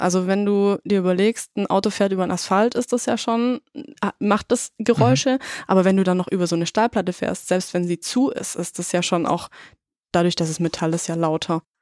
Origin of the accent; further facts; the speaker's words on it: Germany; als Deutsche